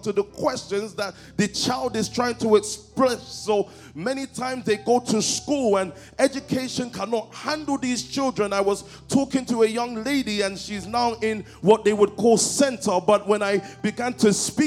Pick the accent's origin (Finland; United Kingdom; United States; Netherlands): United Kingdom; London; I grew up in Stockwell. That's in Southwest London